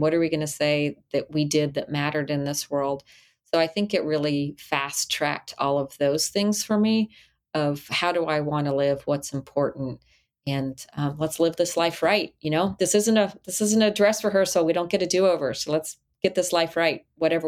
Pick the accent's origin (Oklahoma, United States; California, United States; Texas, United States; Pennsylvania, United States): Texas, United States; El Paso; moved away; also born or lived in Charlotte, North Carolina, United States; I grew up in El Paso, Texas